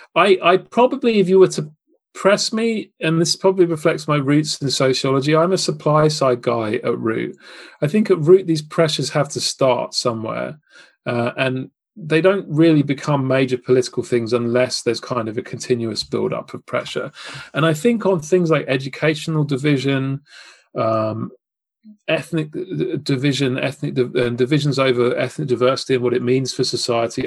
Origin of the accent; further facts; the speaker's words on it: United Kingdom; as a Brit